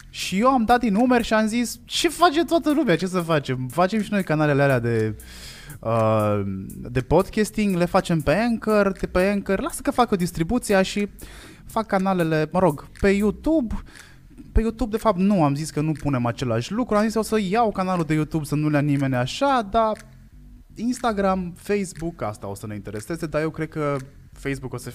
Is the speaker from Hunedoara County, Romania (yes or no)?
yes; Hațeg, Hunedoara County, Romania; also born or lived in Cluj; vin dintr-o zonă cu foarte multe accente, vin din Hațec, din Hunedoara, care e la distanță egală între Ardeal, Oltenia și Banat. Uh, am stat foarte mult în sud, uh, m-am mutat din nou în sud, am stat foarte mult în Cluj vreo 12 ani